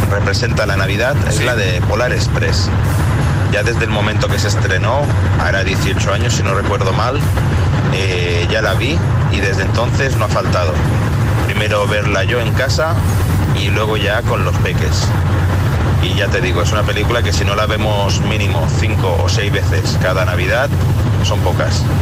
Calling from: Canary Islands, Spain; Buenos días. … de Canarias.

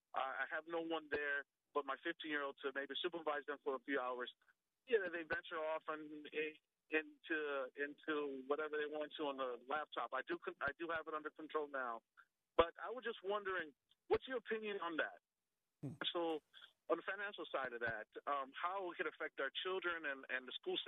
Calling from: Prince William County, Virginia, United States; I'm calling from Prince William County, Virginia

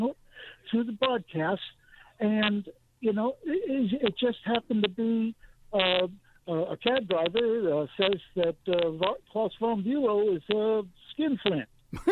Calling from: Taylors, South Carolina, United States; Hi, Bobby, and I'm from Taylor's, your neck of the woods.

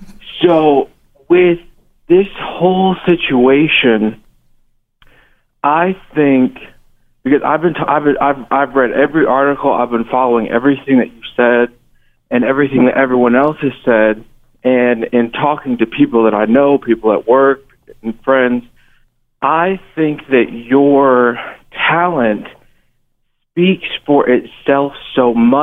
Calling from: Missouri, United States; calling from Missouri.

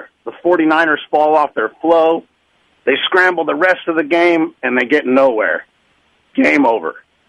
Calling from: Alameda, California, United States; Hey, this is … in Alameda.

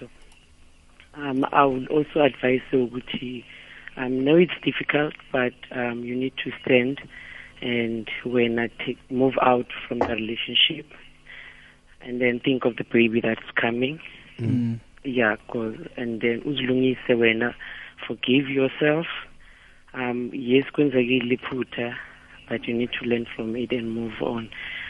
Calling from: Pretoria, Gauteng, South Africa; I'm calling from Mamelodi.

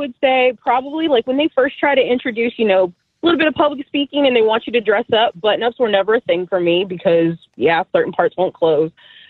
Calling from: Maryland, United States; I'm …. I'm from Southern Maryland.

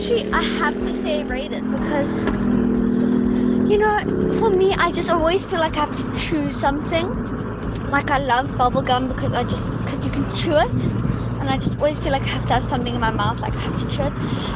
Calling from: Cape Town, Western Cape, South Africa; I am 10 years old. I am coming from Cape Town.

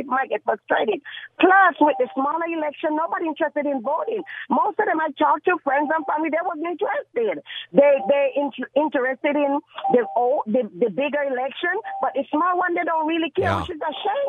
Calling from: Gardena, California, United States; I'm calling from Compton. I'm Gardena, really.

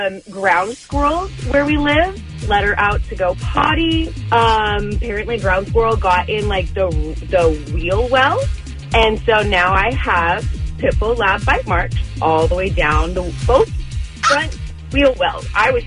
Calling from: Corona, California, United States; I'm calling from Corona.

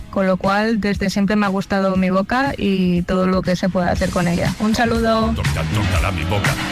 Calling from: Barcelona, Catalonia, Spain; Hola, buenas … de Barcelona.

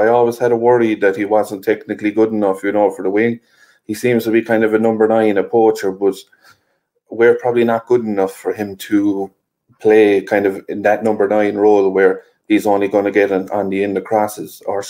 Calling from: Limerick, Munster, Ireland; I'm joining from Ireland, Harry, Limerick in Ireland there, so not too far away.

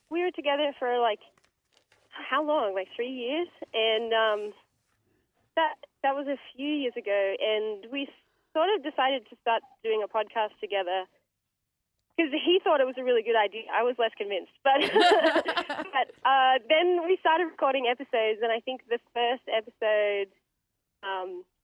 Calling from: Melbourne, Victoria, Australia; I'm calling from Melbourne, Australia.

